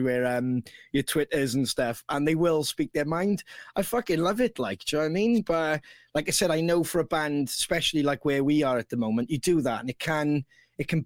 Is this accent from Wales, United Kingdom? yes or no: yes; Wales, United Kingdom; oh, Wales